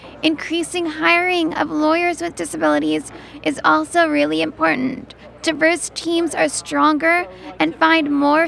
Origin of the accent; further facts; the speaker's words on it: San Francisco, California, United States; I'm from San Francisco, and I work as a disability rights lawyer, public speaker, and consultant.